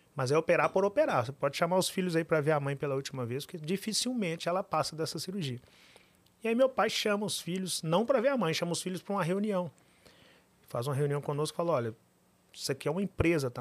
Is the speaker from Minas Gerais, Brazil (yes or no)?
yes; Pitangui, Minas Gerais, Brazil; moved away as an adult; also born or lived in Belo Horizonte; Eu nasci em Pitangui, interior de Minas Gerais